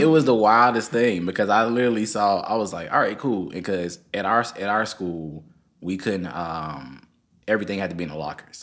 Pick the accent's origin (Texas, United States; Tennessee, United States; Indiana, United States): Tennessee, United States; Memphis; also born or lived in Germantown, Tennessee; I came from Memphis City. That's where I came from